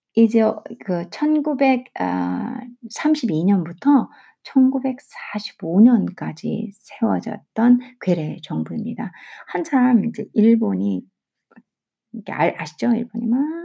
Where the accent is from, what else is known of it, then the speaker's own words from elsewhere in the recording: South Korea; 저는 한국 사람이니까 중국어도 외국어고 영어도 외국어인데